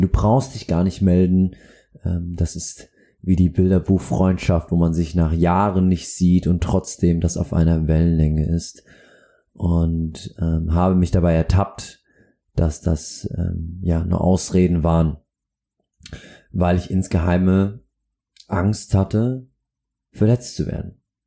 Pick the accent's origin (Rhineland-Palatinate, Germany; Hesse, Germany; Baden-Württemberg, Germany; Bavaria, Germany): Bavaria, Germany; Aschaffenburg; now in Hamburg, Germany; in meiner Heimat Aschaffenburg